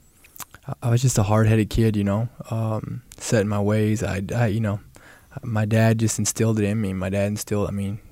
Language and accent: English; Columbia, Kentucky, United States; I grew up in Columbia, Kentucky.